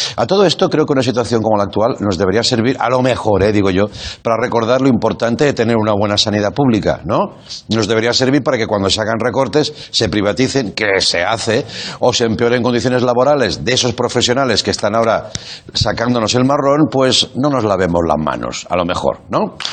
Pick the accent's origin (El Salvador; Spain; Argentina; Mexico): Spain; Catalonia; ser catalán